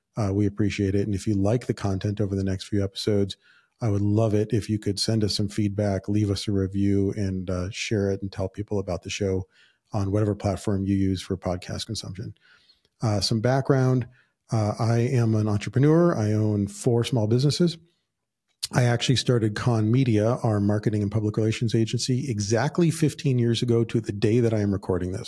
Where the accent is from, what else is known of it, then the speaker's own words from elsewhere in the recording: Southern California, United States; I was born and raised in Southern California